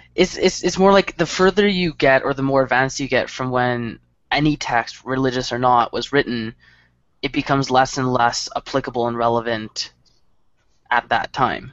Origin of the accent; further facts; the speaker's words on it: Canada; we're we're united as a country